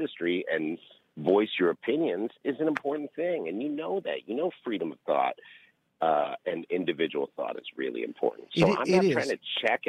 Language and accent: English; Canada; now in United States; I'm a Canadian Jew